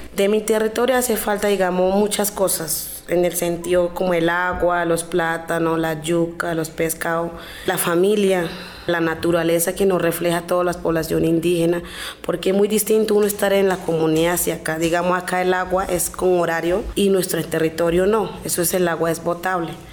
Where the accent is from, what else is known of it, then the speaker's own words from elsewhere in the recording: Antioquia, Colombia; Spanish is a second language; moved away as an adult; also born or lived in Cali; now in Bogotá, Colombia; yo vengo de Villa Fuerte, Antioquia